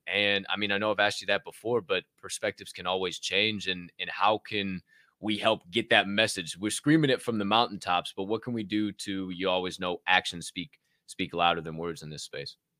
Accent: Southern Illinois, United States; also born or lived in Chicagoland area; now in Chicago, United States; I'm from Southern Illinois

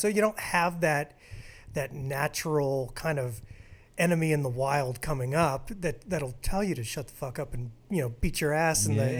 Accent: The Woodlands, Texas, United States; moved away as an adult; also born or lived in Aurora, Colorado / Kansas City; now in Colorado, United States; they moved me down to the Woodlands, Texas on my 4th birthday.

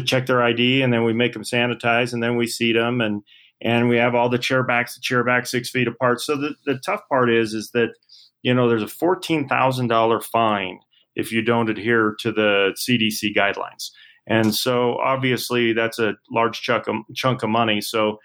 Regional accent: Salt Lake City, Utah, United States; born and raised here in Salt Lake City. I grew up in Sugar House

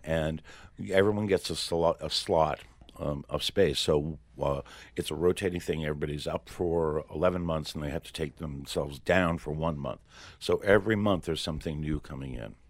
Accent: Portsmouth, New Hampshire, United States; when I was young, growing up in Portsmouth, New Hampshire

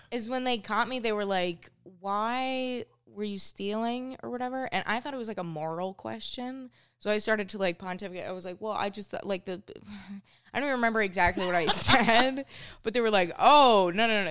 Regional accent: Minnesota, United States; moved away as an adult; now in New York, United States; growing up in Minnesota was pretty cool

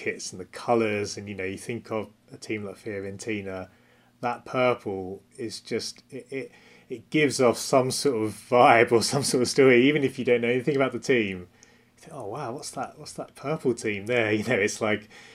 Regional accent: Essex near Southend, East of England, United Kingdom; I grew up in Essex near Southend.

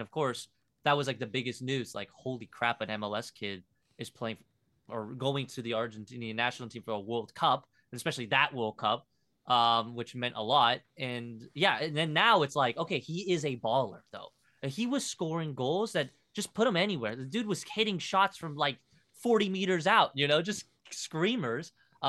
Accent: Liverpool, North West England, United Kingdom; born there; I was born in Liverpool, bro.

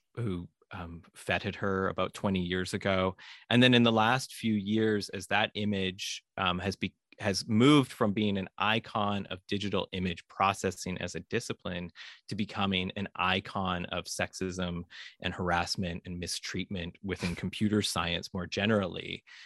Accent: Vancouver, British Columbia, Canada; I grew up in Vancouver, Canada

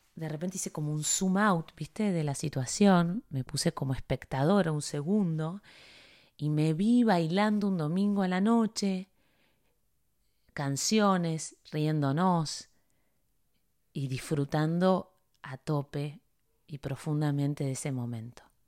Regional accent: Buenos Aires, Argentina; also born or lived in Coronel Suárez, Buenos Aires Province; now in Miami, United States; Vengo de, de Buenos Aires

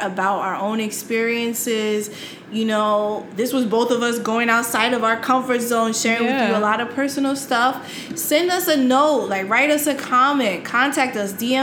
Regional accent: New York City, New York, United States; I'm from New York City, so I took the subway, like, all the time.

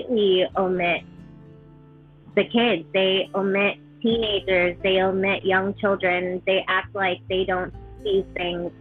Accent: New York, United States; moved away as an adult; also born or lived in Alabama; I grew up in New York

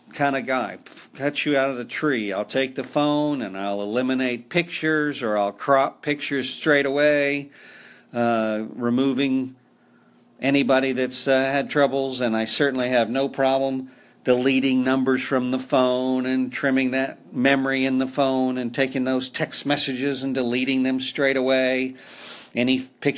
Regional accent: Oklahoma, United States; also born or lived in Netherlands; I had paddles in the school system where I grew up in Oklahoma

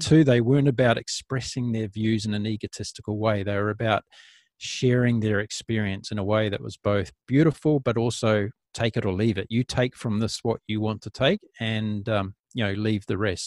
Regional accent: New Zealand; New Zealand, my home country

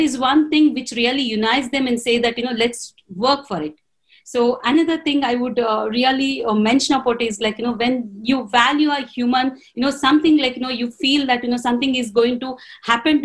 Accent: Telugu medium, Telugu-speaking area, India; English is a second language; I was from a Telugu medium. I was the regional language I'm talking about.

